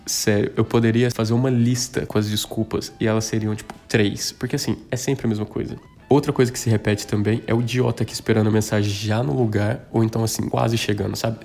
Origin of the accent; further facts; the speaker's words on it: Minas Gerais, Brazil; moved away as an adult; now in São Paulo, Brazil; eu sou de Minas, que eu moro em São Paulo faz uns seis anos